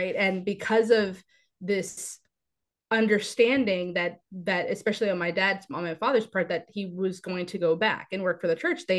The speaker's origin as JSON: {"language": "English", "country": "United States", "tie": "born or raised there", "said": "I am born and raised here in the United States"}